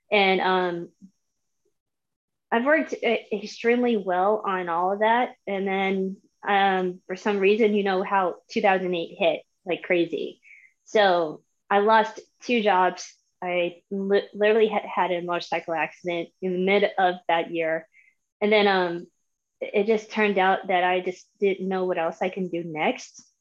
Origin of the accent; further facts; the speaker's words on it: Tampa, Florida, United States; I am 36. I am from Tampa, Florida, but I came from a military family, so I've been through four states since I've since I've been born.